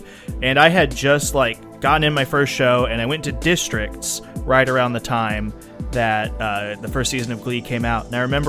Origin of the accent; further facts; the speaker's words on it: Florida, United States; I'm from {S4} Dolphins {S3} Florida.